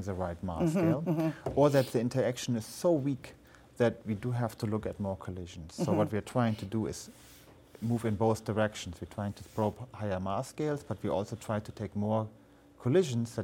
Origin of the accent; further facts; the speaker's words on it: Germany; moved away; I grew up in Germany